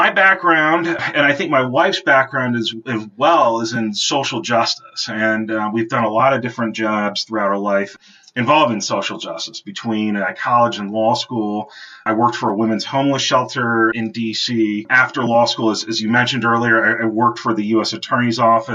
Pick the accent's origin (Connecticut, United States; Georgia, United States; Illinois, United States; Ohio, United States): Ohio, United States; when I was a child growing up in Ohio